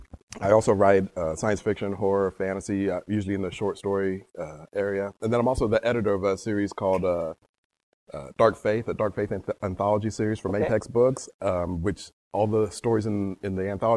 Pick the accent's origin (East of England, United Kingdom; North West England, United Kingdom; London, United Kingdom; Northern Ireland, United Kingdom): London, United Kingdom; born there; I was born in London.